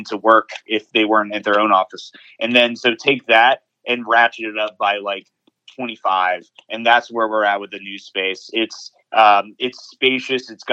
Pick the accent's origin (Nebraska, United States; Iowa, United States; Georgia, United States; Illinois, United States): Georgia, United States; Atlanta; I'm actually an Atlanta native. I was born in Northside Hospital